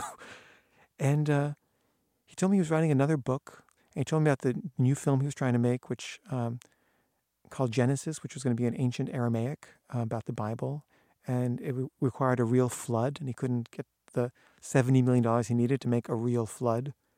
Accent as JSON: {"language": "English", "country": "United States", "also_born_or_lived": "Paris", "moved": "as an adult", "said": "I'm an American filmmaker"}